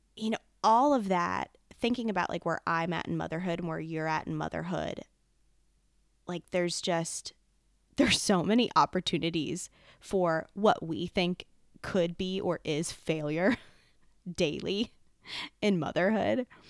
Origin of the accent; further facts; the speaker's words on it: Lancaster, Pennsylvania, United States; I grew up here in Lancaster, Pennsylvania, where I am residing again.